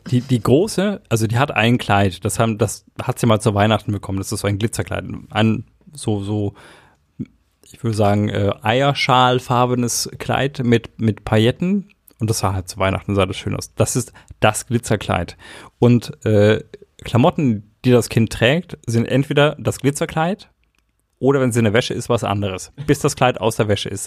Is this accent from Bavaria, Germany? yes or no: yes; Erlangen, Bavaria, Germany; ich bin in Erlangen geboren